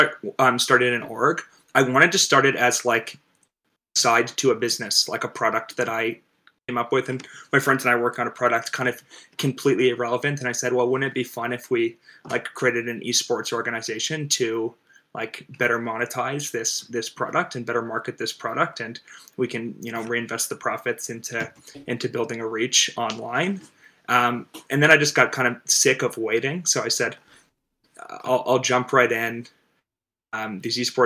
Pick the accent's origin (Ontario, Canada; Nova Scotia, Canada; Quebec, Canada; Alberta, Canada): Ontario, Canada; Toronto; I'm from Toronto. I grew up loving gaming and loving sports.